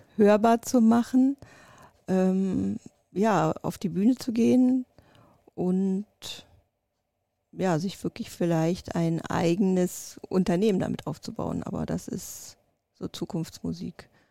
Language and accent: German; East Germany, Germany; also born or lived in Russia; ich bin noch ein Kind des Ostens